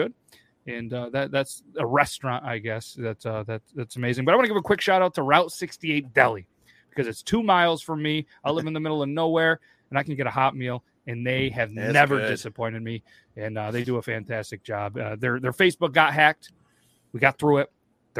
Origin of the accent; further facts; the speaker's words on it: Pennsylvania, United States; I'm the guy from Bucks County.